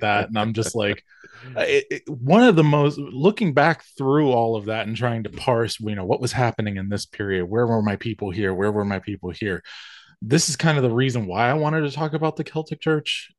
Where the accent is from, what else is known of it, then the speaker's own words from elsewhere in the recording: the South, United States; accent: Southern; I'm a Southern boy. I'm from the South